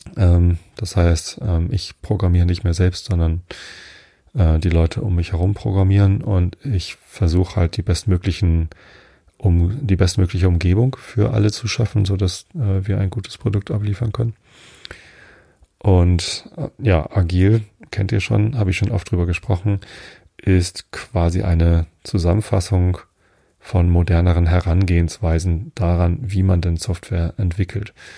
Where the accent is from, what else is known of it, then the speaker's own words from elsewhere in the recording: Wistedt, Lower Saxony, Germany; Also ich bin ja in Visted aufgewachsen. Es gehört auch hier zur Samtgemeinde Tosted.